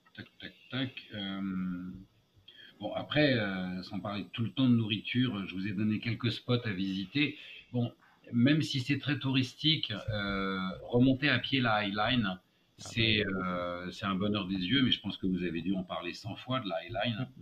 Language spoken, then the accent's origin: French; France; moved away as an adult; also born or lived in United States; now in New York, United States; je suis un Français qui a le passeport américain